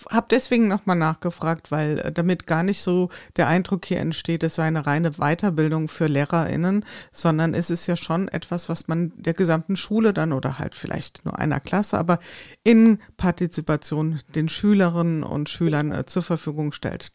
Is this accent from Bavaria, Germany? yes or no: no; Hesse, Germany; ich komme aus dem Hessenland